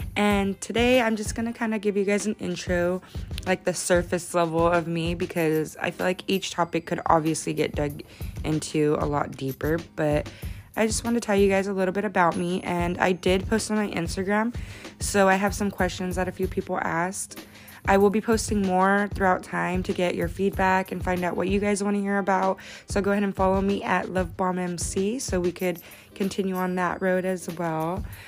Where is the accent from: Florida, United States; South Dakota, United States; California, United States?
California, United States; Modesto; I was born and raised in Modesto